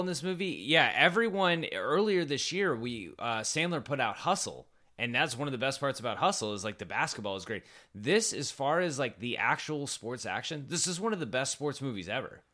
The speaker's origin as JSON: {"language": "English", "town": "San Antonio", "region": "Texas", "country": "United States", "tie": "born or raised there", "said": "my hometown of San Antonio"}